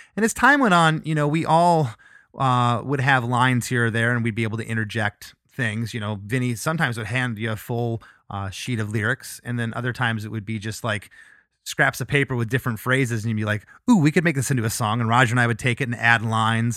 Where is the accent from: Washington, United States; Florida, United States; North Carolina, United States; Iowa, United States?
Florida, United States; also born or lived in Michigan; we moved to Florida when I was six.